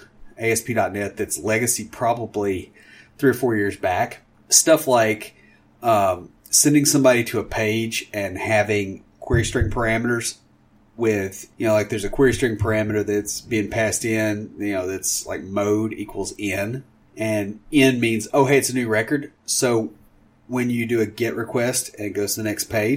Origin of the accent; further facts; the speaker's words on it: Tennessee, United States; I'm from Tennessee